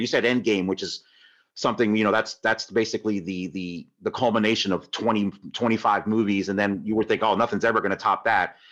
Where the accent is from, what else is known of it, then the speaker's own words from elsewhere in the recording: Tampa, Florida, United States; I grew up in Tampa